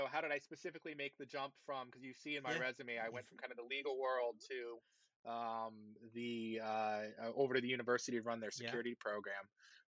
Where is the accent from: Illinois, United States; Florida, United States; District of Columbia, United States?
District of Columbia, United States; Washington; I grew up in the Washington, D.C. area.